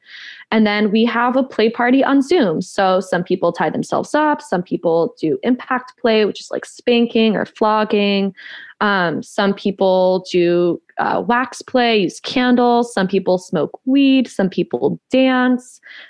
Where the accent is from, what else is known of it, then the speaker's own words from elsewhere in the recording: the South, United States; I didn't grow up Christian, but I grew up in the Bible Belt as a Mexican Jewish witch.